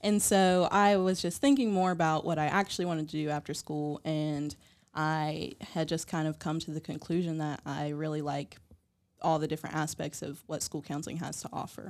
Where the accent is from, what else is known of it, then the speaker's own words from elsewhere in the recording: West Virginia, United States; growing up in West Virginia